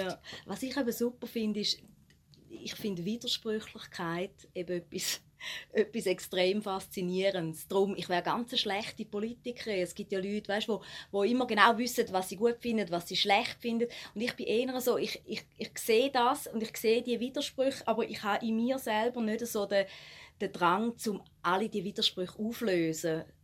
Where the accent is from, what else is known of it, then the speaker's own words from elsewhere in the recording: Switzerland; eigentlich sind wir Schweizer